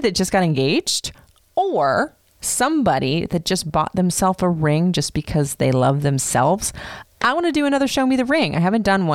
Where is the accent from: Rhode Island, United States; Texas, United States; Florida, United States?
Florida, United States; I grew up in Florida